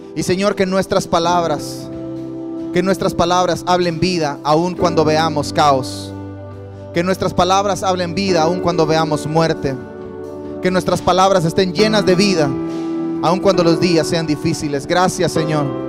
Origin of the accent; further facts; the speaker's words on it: Campeche, Mexico; also born or lived in Quintana Roo; now in Cancún, Mexico; Nací en Campeche, pero pertenezco a Quintana Roo